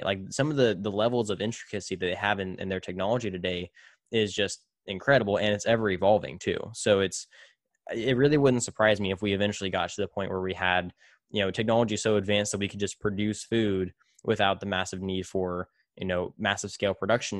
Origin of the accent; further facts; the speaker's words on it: Tulare, California, United States; moved away; back in my hometown of Tulare